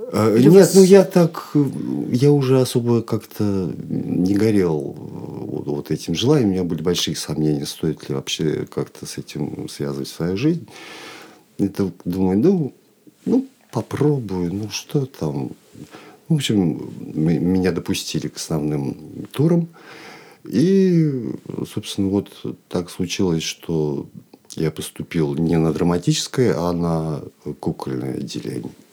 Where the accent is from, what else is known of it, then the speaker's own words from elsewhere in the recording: Chkalovsk, Nizhny Novgorod Oblast, Russia; moved away as an adult; now in Moscow, Russia; я родом из Нижегородской области, город Чкалск